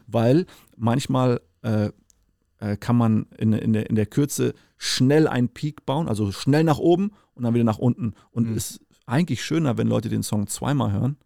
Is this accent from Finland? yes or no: no; Namibia; now in Germany; bin ich aufgewachsen, in Namibia geboren